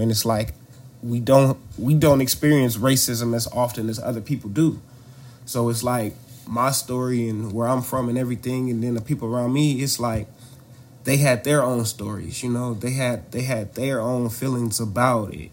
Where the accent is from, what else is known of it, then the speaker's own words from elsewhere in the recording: Oakland, California, United States; also born or lived in Louisiana; we grew up in Oakland, so diverse since elementary school